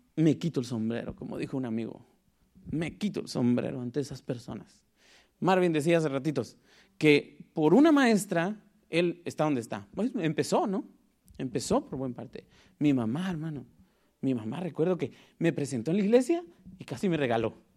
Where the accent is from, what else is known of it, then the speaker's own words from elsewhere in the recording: Guatemala; moved away; Soy de Guatemala, para el que no me, me conoce y sabe por qué digo que soy de Guatemala, porque a veces mi lenguaje es bien raro